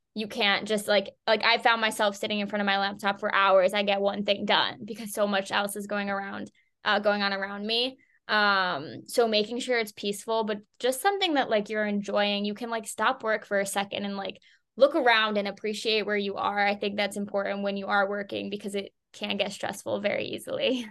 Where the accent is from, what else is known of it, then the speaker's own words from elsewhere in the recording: Boston, Massachusetts, United States; moved away as an adult; I'm originally from the Boston area